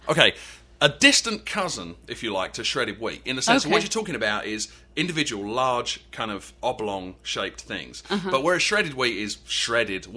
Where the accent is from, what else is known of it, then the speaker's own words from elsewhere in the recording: Canvey Island, East of England, United Kingdom; moved away as an adult; now in North Carolina, United States; I grew up on Canvey Island, which is an island in the estuary of the Thames